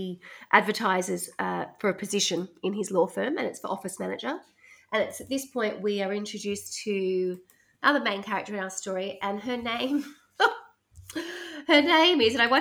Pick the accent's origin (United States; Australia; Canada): Australia; growing up in Australia